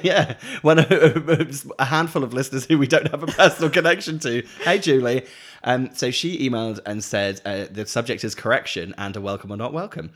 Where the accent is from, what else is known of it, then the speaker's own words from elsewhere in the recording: Norfolk, East of England, United Kingdom; moved away; where I grew up in Norfolk, we had the Norfolk Broads